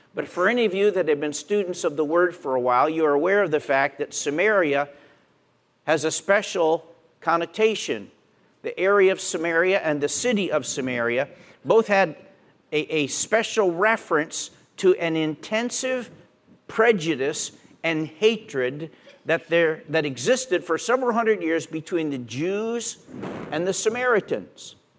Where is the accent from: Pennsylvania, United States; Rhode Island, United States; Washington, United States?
Pennsylvania, United States; Where I grew up in Pennsylvania, we told Pollock jokes